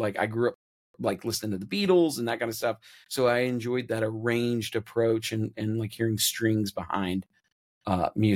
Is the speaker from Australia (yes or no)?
no; Kentucky, United States; moved away; also born or lived in Nashville; I grew up in Kentucky